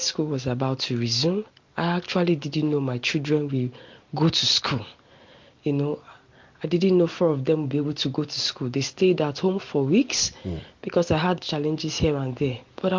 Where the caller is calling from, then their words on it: Jos, Plateau, Nigeria; I'm calling and I'm talking from Jos.